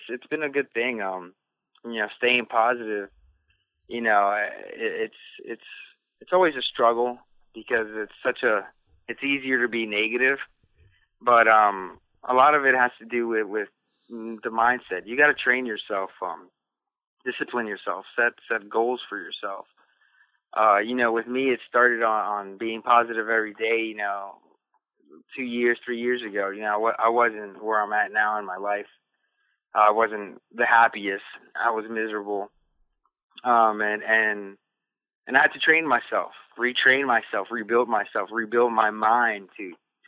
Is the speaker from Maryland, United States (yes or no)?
yes; Silver Spring, Maryland, United States; I went down to where I grew up, and I showed my kids around the area down in Silver Spring, Maryland